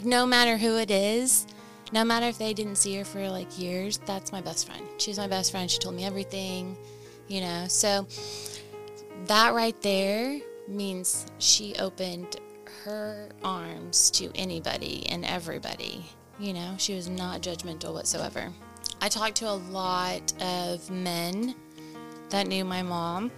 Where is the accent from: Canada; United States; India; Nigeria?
United States; Henryetta, Oklahoma; moved away; I am from Henrietta, Oklahoma. I was born and raised there, so I went from pre-K all the way up to graduation.